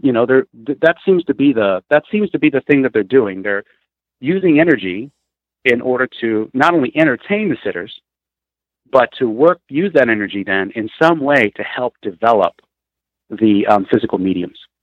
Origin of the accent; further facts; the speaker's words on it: Peoria, Illinois, United States; also born or lived in Vermont / Pennsylvania / Chicago; I grew up in Peoria. Um, I lived there for uh, probably eight was eighteen years, and then I moved out.